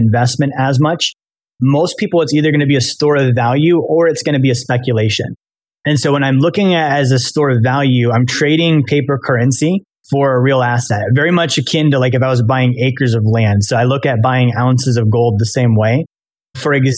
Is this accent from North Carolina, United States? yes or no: no; Alaska, United States; now in Florida, United States; I'm from Alaska, but I live in Florida now.